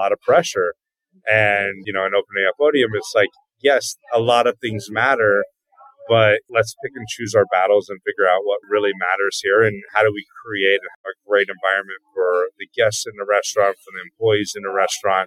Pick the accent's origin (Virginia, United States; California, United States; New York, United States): California, United States; Northern; moved away as an adult; now in Los Angeles, United States; I'm a chef from Northern California.